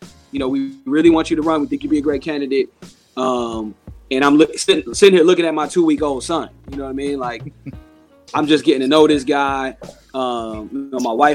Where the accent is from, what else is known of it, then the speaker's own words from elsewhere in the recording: Durham, North Carolina, United States; I was born here